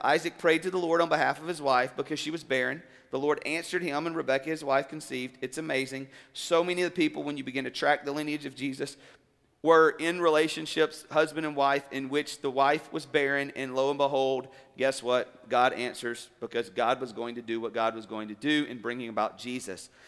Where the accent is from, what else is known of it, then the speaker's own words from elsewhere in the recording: South Alabama, United States; moved away; also born or lived in Columbus, Georgia; I grew up originally in South Alabama, then we moved to Columbus, Georgia